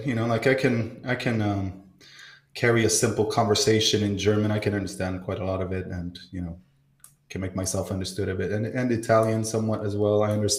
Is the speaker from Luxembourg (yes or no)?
no; Sweden; So I was born in Sweden. I'm half French, half Bolivian. yeah, half Breton, actually, which is minority within France. That's more, it's Celtic.